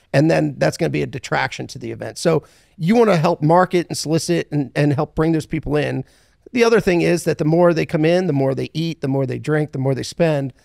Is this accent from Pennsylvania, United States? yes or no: yes; Philadelphia, Pennsylvania, United States; moved away as an adult; also born or lived in South Carolina; now in Fort Worth, United States; I grew up in, uh, from originally Philadelphia, Pennsylvania. Um, grew up there